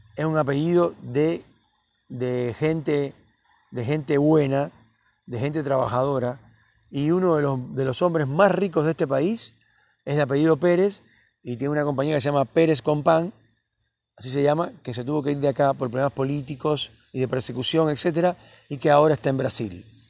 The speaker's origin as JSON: {"language": "Spanish", "country": "Cuba", "moved": "as an adult", "lives_now": "Cipolletti, Argentina", "said": "A mí todo el mundo me dice el cubano, el cubano"}